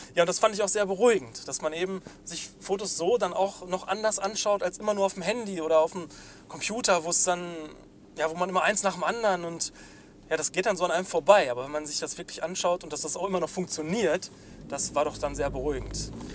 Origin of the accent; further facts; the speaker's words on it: North Rhine-Westphalia, Germany; wir Ostwestfalen